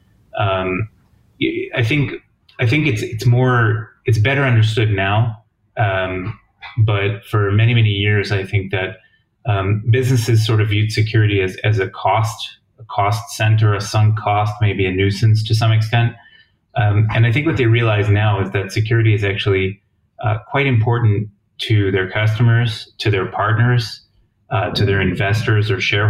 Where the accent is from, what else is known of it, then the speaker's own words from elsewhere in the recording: New Jersey, United States; moved away as an adult; also born or lived in Ithaca, New York / Washington, D.C. area; now in Jerusalem, Israel; I grew up in New Jersey, in the U.S., and just a regular upbringing in New Jersey